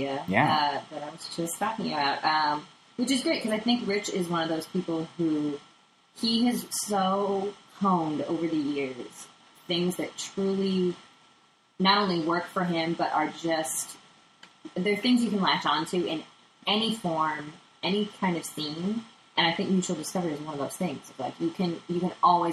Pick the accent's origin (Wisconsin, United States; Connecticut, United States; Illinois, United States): Illinois, United States; Chicago; now in Los Angeles, United States; where I'm from Chicago